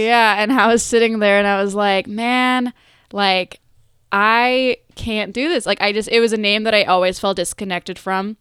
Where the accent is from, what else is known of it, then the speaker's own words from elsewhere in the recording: Buffalo Grove, Illinois, United States; also born or lived in Vernon Hills / Mundelein; I grew up in northwest suburbs.